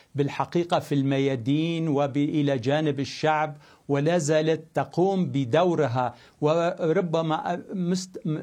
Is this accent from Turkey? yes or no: yes; Antakya, Hatay, Turkey; عائلتي وأقربائي ومدينتي أنطاكيا وهاتاي